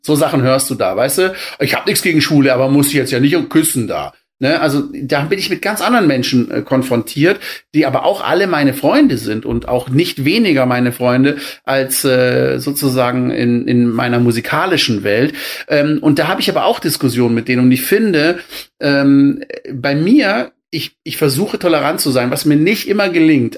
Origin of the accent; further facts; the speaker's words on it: Black Forest, Baden-Württemberg, Germany; Ich bin ja aus dem Schwarzwald